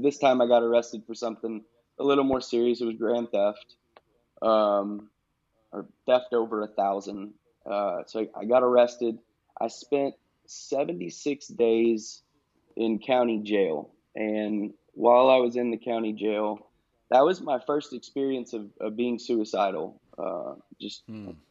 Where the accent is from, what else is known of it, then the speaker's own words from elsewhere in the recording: Knoxville, Tennessee, United States; I was born in Knoxville, Tennessee.